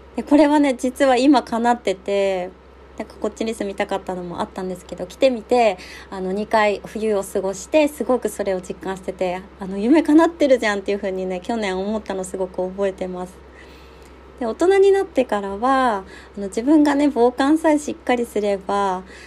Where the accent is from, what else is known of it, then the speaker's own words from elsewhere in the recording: Nemuro, Hokkaido, Japan; also born or lived in Sapporo; 出身が私も根室っていうすっごい右端の、あの、全員学者見したらちぎれちゃうような、 何もない場所、生まれなんですけど、私は中学校から札幌にずっといた